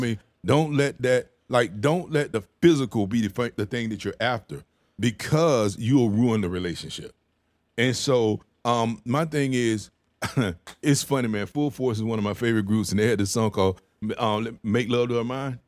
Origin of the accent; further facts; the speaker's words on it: the South, United States; moved away; I'm from the South